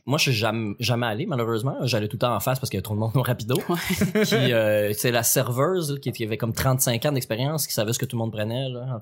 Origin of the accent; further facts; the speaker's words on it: L'Assomption, Quebec, Canada; je viens de l'Assomption